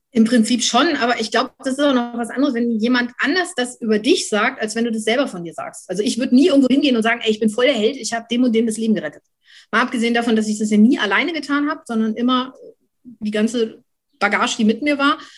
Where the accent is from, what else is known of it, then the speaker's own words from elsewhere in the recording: Schleswig-Holstein, Germany; dann bin ich noch bei der Landesfeuerwehrschule als Ausbilderin bei uns in Schleswig-Holstein